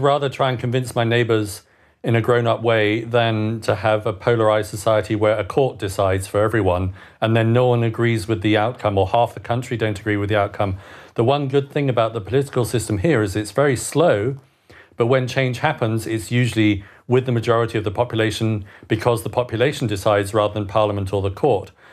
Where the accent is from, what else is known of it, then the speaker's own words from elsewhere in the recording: United Kingdom; moved away as an adult; also born or lived in Bern, Switzerland; now in Switzerland; as a Brit living abroad, I lost my right to vote in March last year because after 15 years of outside the country